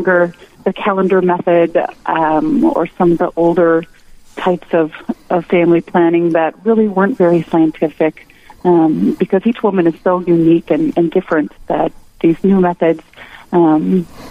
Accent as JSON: {"language": "English", "town": "Winona", "region": "Minnesota", "country": "United States", "tie": "born or raised there", "moved": "yes", "lives_now": "New Ulm, United States", "said": "I grew up in Winona"}